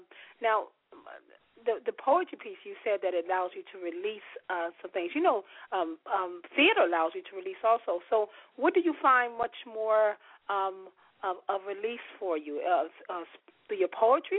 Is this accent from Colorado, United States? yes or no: no; New York, United States; now in Philadelphia, United States; me being a New Yorker myself